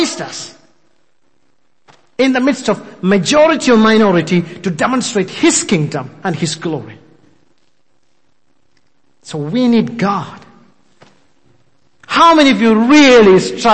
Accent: India; English is a second language; I'm an Indian, still struggling with English

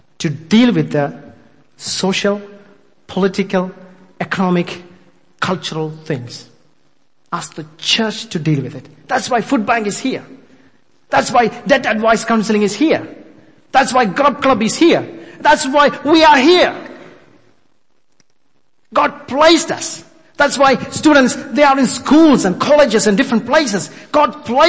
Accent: India; English is a second language; I'm an Indian, still struggling with English

